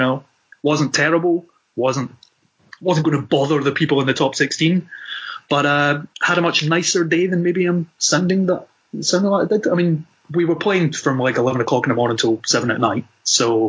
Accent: Scotland, United Kingdom

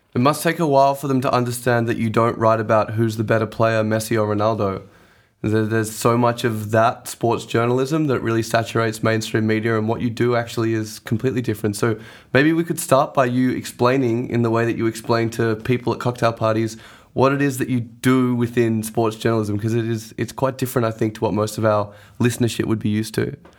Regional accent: Australia; growing up in Australia

